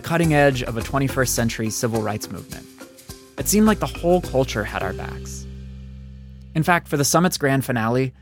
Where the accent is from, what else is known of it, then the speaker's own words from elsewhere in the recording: East Coast suburbs, United States; I was a white kid from the East Coast suburbs